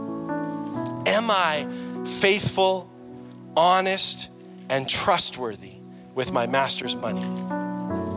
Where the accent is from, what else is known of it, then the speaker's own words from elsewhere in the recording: Canada; I'm from Canada